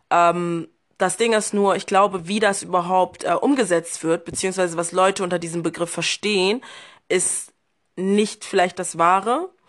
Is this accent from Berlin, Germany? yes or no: yes; Berlin, Germany; now in Cologne, Germany; Ich bin in Berlin groß geworden und jetzt wohne ich seit knapp zwei Jahren in Köln.